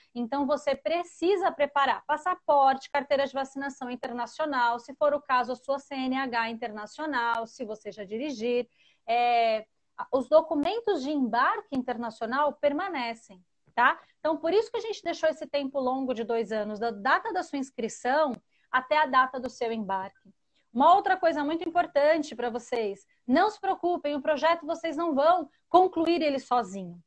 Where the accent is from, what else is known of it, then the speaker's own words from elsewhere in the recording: Santo André, São Paulo, Brazil; eu sou da capital, sou de São Paulo, Santo André, sou de Santo André, São Paulo.